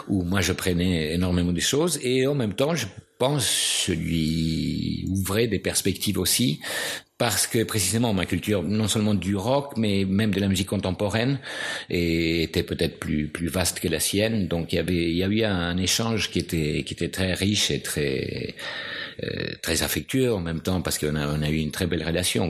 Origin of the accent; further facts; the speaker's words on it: Buenos Aires, Argentina; French is a second language; moved away as an adult; now in France; quand je suis parti de Buenos Aires